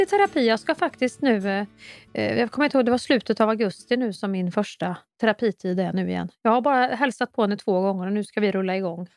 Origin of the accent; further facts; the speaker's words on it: Kristinehamn, Värmland, Sweden; moved away; folk i Kristinehamn där jag kommer ifrån